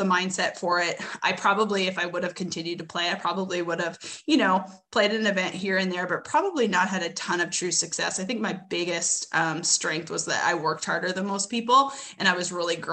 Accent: Edmonton, Alberta, Canada; moved away as an adult; also born or lived in Westlock, Alberta / Arkansas; I'm originally from Edmonton, Alberta. I came down to college in 2002 or three

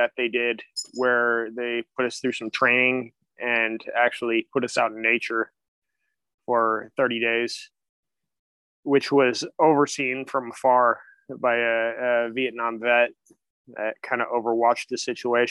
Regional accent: Sonoma, California, United States; I grew up in Sonoma, California

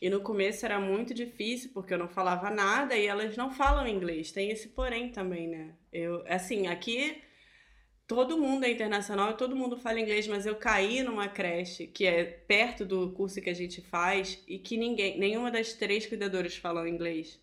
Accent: Brazil; moved away as an adult; somos brasileiras

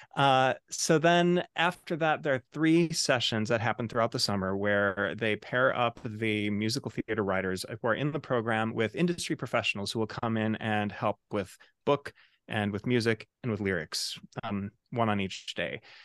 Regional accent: Chicago, Illinois, United States; now in New York City, United States; I'm originally from Chicago, Illinois. Uh, now, um, of course, I live in New York City

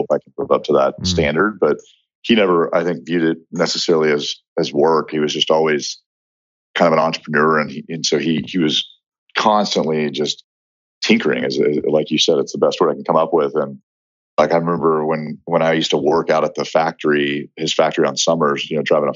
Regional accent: Houston, Texas, United States; I'm obviously born and raised in Houston

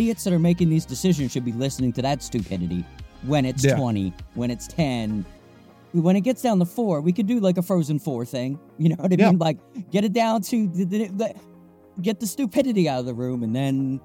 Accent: United States; We as the American people

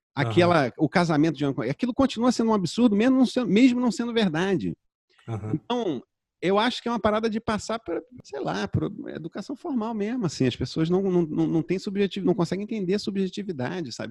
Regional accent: Rio de Janeiro, Brazil; also born or lived in Zona Sul, Rio de Janeiro; eu cresci em Jacarepaguá

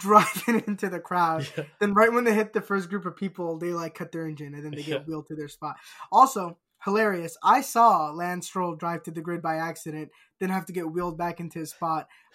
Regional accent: United States; we're American.

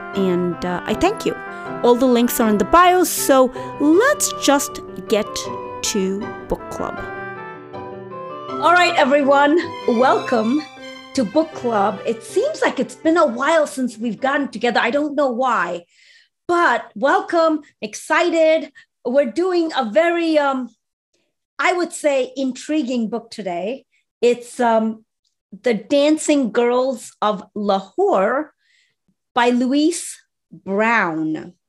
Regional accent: Dubai, United Arab Emirates; I grew up in Dubai for high school.

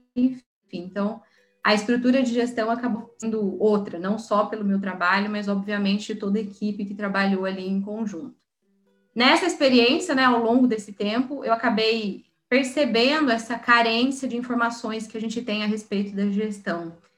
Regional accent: São José dos Campos, São Paulo, Brazil; eu sou de São José dos Campos, no interior. Então, eu voltei para casa

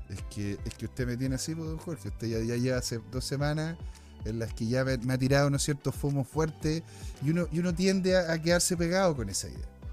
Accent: Chile; somos chilenos, eh, somos latinos

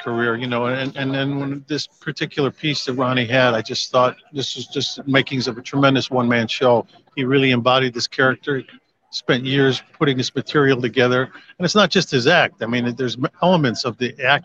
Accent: Chicago, Illinois, United States; growing up in Chicago

